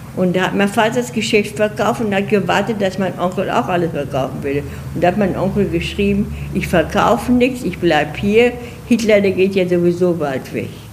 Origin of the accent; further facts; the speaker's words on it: Lünen, North Rhine-Westphalia, Germany; moved away; also born or lived in Dortmund; Ich habe in einem kleinen Ort gelebt, der heißt Brambauer. Und dann hinterher habe ich in Lünen gelebt.